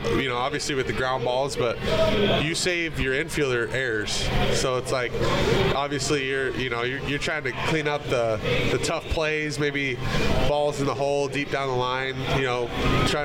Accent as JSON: {"language": "English", "region": "Arizona", "country": "United States", "said": "I'm up from Arizona"}